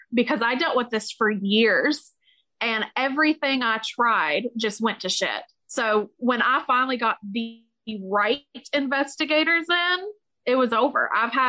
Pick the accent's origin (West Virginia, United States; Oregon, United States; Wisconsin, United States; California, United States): West Virginia, United States; we're from West Virginia